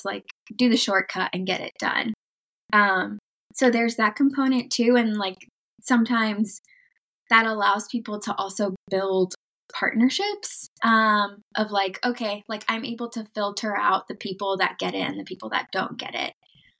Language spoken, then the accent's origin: English; United States; also born or lived in Mexico; growing up in the United States